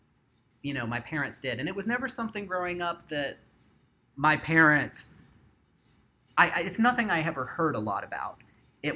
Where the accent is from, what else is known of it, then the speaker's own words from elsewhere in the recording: North Carolina, United States; I grew up in North Carolina